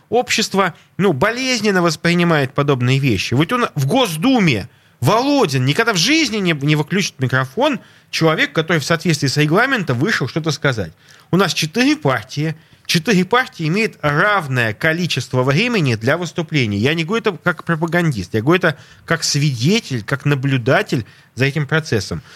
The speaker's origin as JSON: {"language": "Russian", "region": "Saint Petersburg", "country": "Russia", "said": "я петербуржец, я живу в Европе"}